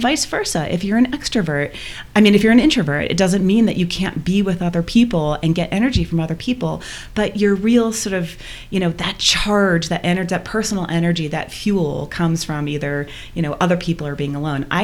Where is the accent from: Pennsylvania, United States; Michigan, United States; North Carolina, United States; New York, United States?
Michigan, United States; now in Boulder, United States; We both grew up in Michigan